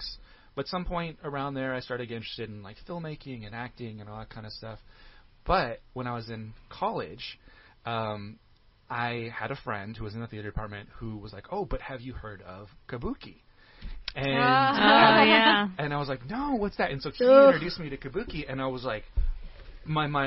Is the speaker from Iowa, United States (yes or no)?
no; Bay Area, California, United States; I'm originally from the Bay Area, California, but up near San Francisco